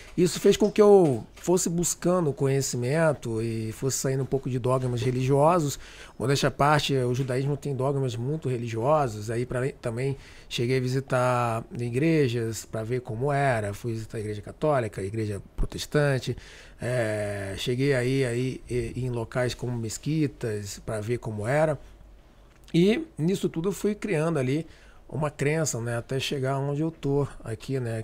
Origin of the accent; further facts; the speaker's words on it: Rio de Janeiro, Brazil; sou carioca